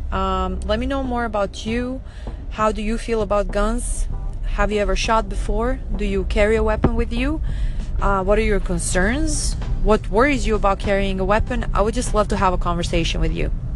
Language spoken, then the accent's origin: English; Serbia; now in Fort Lauderdale, United States; I'm originally from Serbia, which is in Southeast Europe